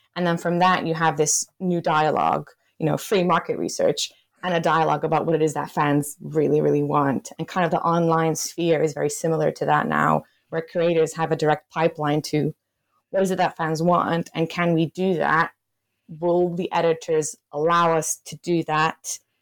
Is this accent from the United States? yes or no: no; Belgium; moved away as an adult; now in United Kingdom; I'm originally from Belgium and I came to the U K to do my P H D